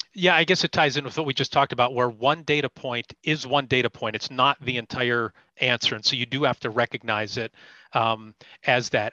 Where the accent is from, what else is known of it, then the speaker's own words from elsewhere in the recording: Erie, Pennsylvania, United States; I'm from Erie. Uh, I'm an Erie native, so b- born and raised